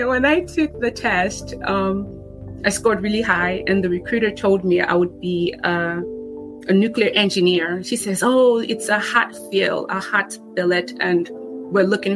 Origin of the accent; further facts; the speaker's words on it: Nigeria; now in United States; Growing up in Nigeria, experiencing, you know, a level of difficulty and hardship